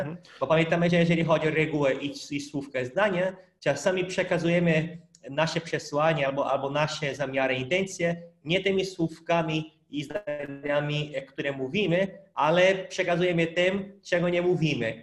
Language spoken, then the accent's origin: Polish; Brazil; Polish is a second language; moved away; pochodzę z Brazylii